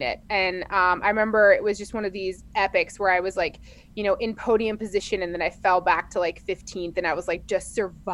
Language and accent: English; Colorado, United States; I'm from Colorado